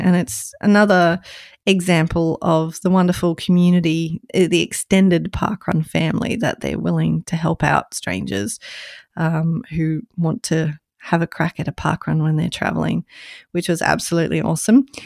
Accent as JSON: {"language": "English", "region": "Queensland", "country": "Australia", "said": "my home state of Queensland."}